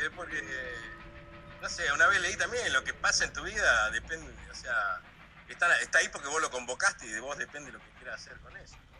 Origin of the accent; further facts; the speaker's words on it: Comodoro Rivadavia, Chubut, Argentina; moved away as an adult; also born or lived in Rio de Janeiro, Brazil / Ciudad Ojeda, Venezuela / Bogotá, Colombia; viniendo de, kilómetro 8, como digo yo, al mundo, este, eh, de ahí de Comodoro